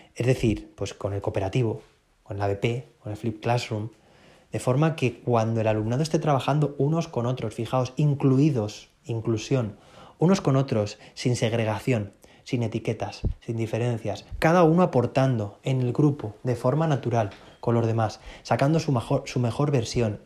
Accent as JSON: {"language": "Spanish", "country": "Spain", "said": "soy bastante gallego, decimos aquí en España"}